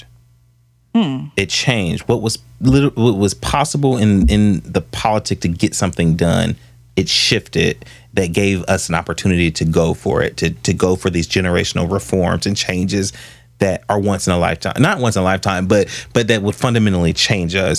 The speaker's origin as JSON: {"language": "English", "town": "Columbus", "region": "Ohio", "country": "United States", "tie": "born or raised there", "also_born_or_lived": "Atlanta, Georgia", "said": "I grew up in Southfield."}